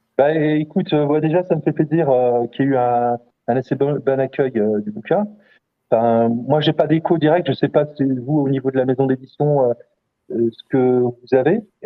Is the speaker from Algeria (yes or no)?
yes; Algeria; also born or lived in Corbeil-Essonnes, France; now in France; l'Algérie, qui est mon pays d'origine